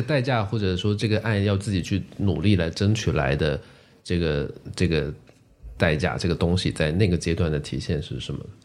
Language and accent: Chinese; Guangzhou, Guangdong, China; first language Teochew; Chinese is a second language; also born or lived in Chaoshan; 我的这个移民的搬迁的过程吧， 就是是在我很小的时候就完成的，五六岁，然后我小学就是在广州的学校里读